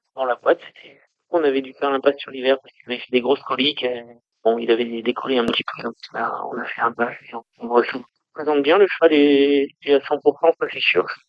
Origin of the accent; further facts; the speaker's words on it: the North, Hauts-de-France, France; moved away as an adult; on est originaire du Nord